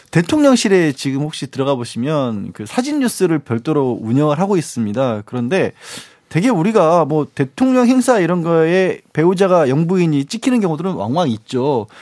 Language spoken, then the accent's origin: Korean; Suncheon, South Jeolla, South Korea; moved away; 거기가 제 고향이다 보니까